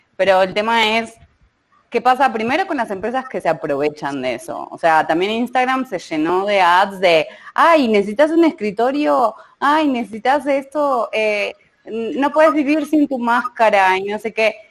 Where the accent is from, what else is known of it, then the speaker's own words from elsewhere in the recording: Argentina; now in Mexico; yo soy Argentina